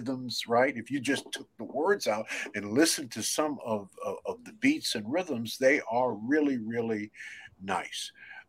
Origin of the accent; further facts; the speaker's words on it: New York City, New York, United States; growing up in Brooklyn, New York